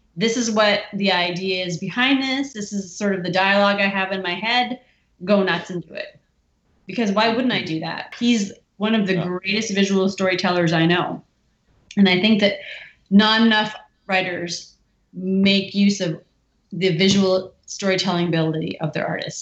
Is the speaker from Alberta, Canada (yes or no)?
no; Windsor, Ontario, Canada; we're so close to Detroit and you get that sort of duality of of hmm. being exposed to everything American, but but having uh, I would say the benefits of being Canadian